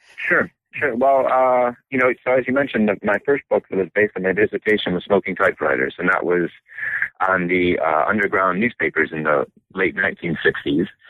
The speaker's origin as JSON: {"language": "English", "region": "Michigan", "country": "United States", "tie": "born or raised there", "said": "I was born and raised in Michigan, and my family moved around a lot, but mostly to different locations in Michigan"}